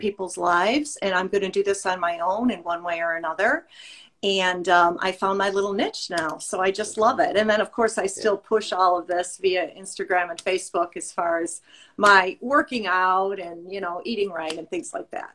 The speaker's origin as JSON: {"language": "English", "region": "Illinois", "country": "United States", "said": "I am from Illinois"}